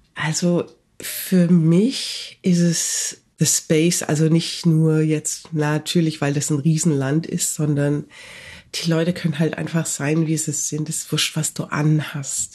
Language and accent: German; Nuremberg, Bavaria, Germany; moved away as an adult; also born or lived in Canada; now in Toronto, Canada; ich bin in Nürnberg aufgewachsen